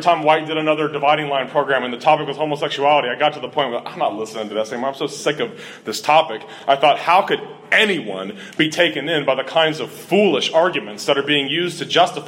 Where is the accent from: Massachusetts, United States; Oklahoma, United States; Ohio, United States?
Ohio, United States; Cincinnati; Growing up in Cincinnati, Ohio, I had been exposed to Roman Catholicism almost constantly.